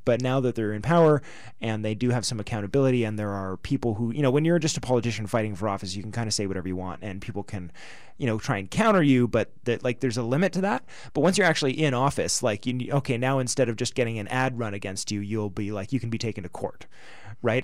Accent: Canada; we're Canadian

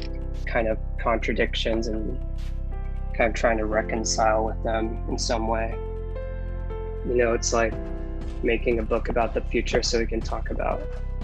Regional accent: Oregon, United States; also born or lived in Las Vegas, Nevada; I was born in Las Vegas, Nevada. Lived there until I was about 5. My parents moved around a lot, moved up to Oregon and lived in different places around Oregon.

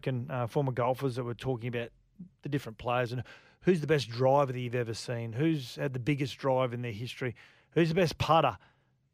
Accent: Southport, Queensland, Australia; I grew up in Southport

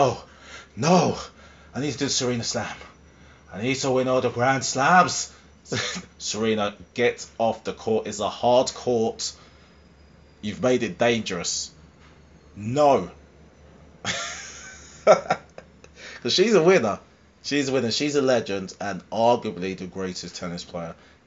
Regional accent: Harlow, East of England, United Kingdom; Harlow. Yay. My hometown.

